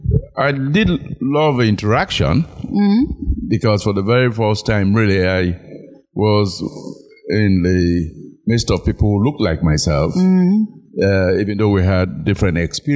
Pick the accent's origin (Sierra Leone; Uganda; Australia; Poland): Sierra Leone; moved away as an adult; also born or lived in United States; I'm from Sierra Leone. I'm the first of six children of a late … I had my primary and high school education here in Sierra Leone.